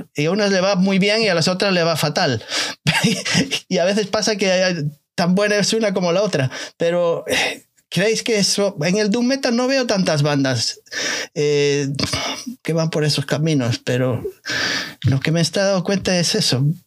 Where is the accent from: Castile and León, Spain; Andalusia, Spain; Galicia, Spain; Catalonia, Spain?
Galicia, Spain; soy gallego